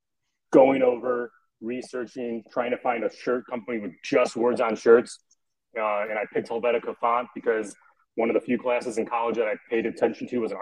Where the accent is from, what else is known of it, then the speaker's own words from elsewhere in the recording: Northwest Indiana, United States; I'm from Indiana, so Northwest Indiana, the region rat, proud region rat